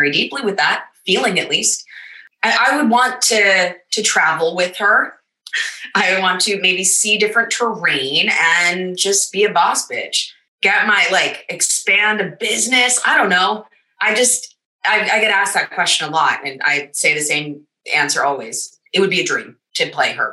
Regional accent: United States; also born or lived in New York; I'm American

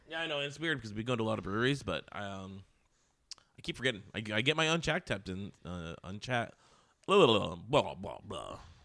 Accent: United States; accent: American; my American accent

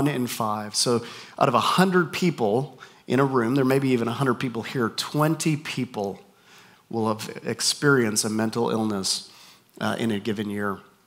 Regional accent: Canada; also born or lived in North Carolina / Minnesota / Texas; now in Southern California, United States; We moved up to Canada, where I'm from. So if you hear my accent and you're wondering where is this guy from, my accent is just confused. Spent time in North Carolina, in Minnesota, here, and back in Canada. Now we're in Southern California

